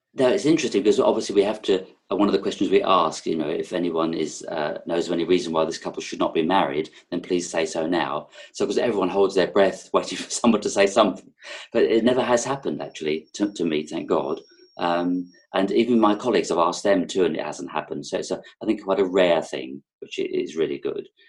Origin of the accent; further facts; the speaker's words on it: London, United Kingdom; accent: London; moved away as an adult; also born or lived in Sussex; now in Herefordshire, United Kingdom; I'm zooming from Herefordshire in the UK, um, but I've probably got a bit of a London accent because that's where I was born